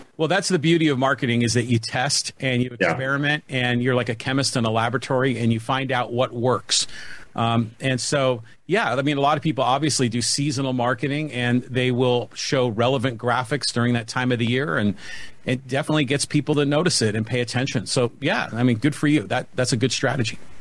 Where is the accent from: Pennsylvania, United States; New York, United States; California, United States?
California, United States; San Francisco Bay Area; moved away as an adult; also born or lived in San Diego, California; now in Poway, United States; born and raised in the San Francisco Bay Area. Came down here to go to UC San Diego in the early '80s, and and just never left.